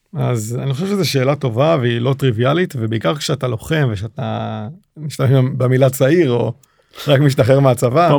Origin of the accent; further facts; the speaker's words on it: Israel; accent: Israeli; הישראלי, עם מבטא שעד היום אני מתגאה בו